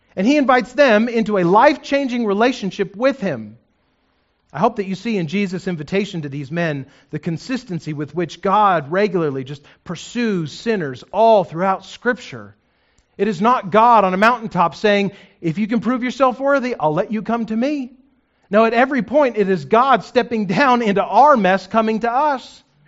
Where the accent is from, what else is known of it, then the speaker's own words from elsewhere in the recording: New Mexico, United States; I grew up in New Mexico